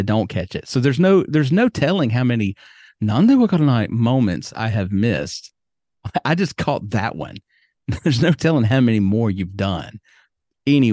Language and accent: English; United States; moved away as an adult; now in Yamaguchi, Japan; as an American